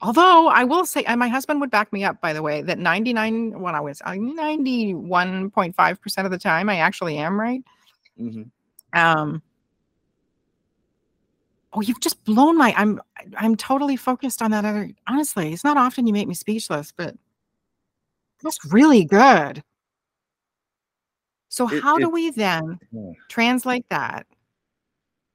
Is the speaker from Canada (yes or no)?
yes; Canada; I'm so Canadian